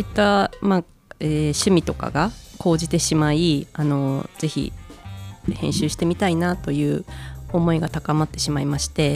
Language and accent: Japanese; Gunma, Japan; moved away as an adult; also born or lived in Kobe; 実家の両親を頼ってあの2018年にまたこちらに地元に戻ってきた